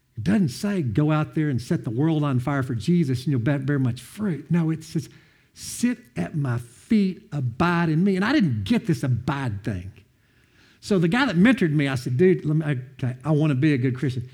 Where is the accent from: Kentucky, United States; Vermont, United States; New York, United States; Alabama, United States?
Kentucky, United States; Madisonville; I'm from Madison, North Hopkins High School, where it's where I went to school